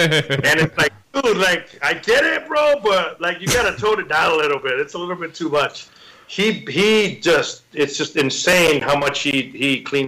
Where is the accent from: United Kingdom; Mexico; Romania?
Mexico; I grew up drinking water in Mexican puddles. I'm pretty immune to a lot